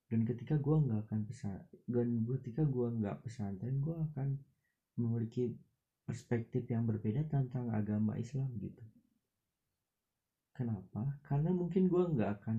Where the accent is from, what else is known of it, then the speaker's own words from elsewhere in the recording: Batujajar, West Java, Indonesia; temen-temen gue di daerah gue gitu di Batu Jajar di Kabupaten Bandung Barat